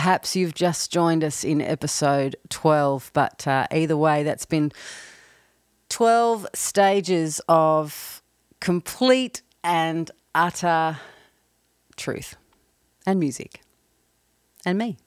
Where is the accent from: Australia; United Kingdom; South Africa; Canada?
Australia; now in Nashville, United States; I'm based in Nashville, although I'm from Australia